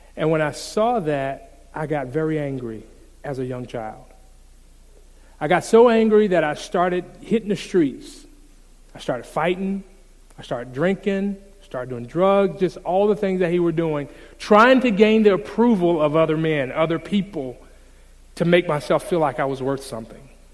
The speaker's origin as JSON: {"language": "English", "town": "Jacksonville", "region": "Florida", "country": "United States", "tie": "born or raised there", "said": "I grew up in Jacksonville, Florida"}